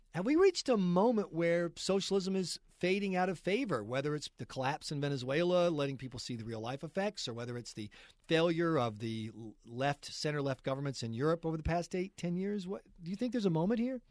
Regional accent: United States; I'm an American right-winger

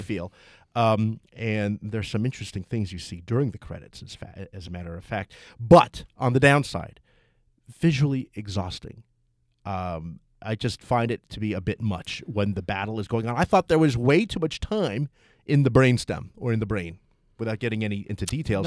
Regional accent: Toms River, New Jersey, United States; moved away; my hometown. Tom's River has a place called Chiano's

